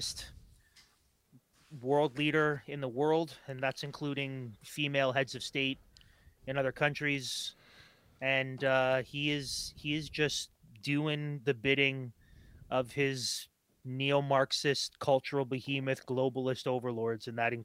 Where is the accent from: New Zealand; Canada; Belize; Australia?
Canada; Toronto, Ontario; I grew up in Toronto